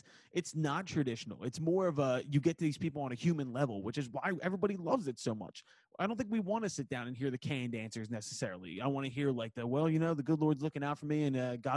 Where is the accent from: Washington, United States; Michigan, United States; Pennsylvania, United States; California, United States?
Pennsylvania, United States; Philadelphia; accent: Philly; I am fucking from Northeast Philadelphia